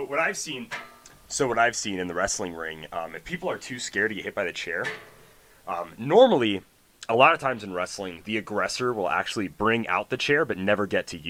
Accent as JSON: {"language": "English", "country": "United States", "said": "I love being an American"}